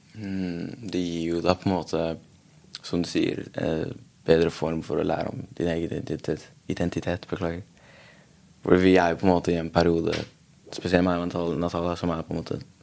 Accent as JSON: {"language": "Norwegian", "country": "Norway", "tie": "born or raised there", "said": "opprinnelig fra Afghanistan, men jeg ble født i Norge"}